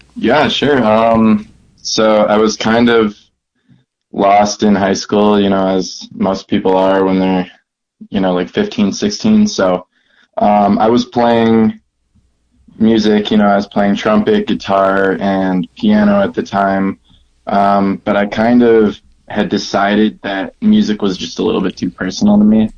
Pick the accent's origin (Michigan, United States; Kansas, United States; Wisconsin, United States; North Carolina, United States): Wisconsin, United States; Milwaukee; now in Denver, United States; I'm from Milwaukee, Wisconsin. I'm now living in Denver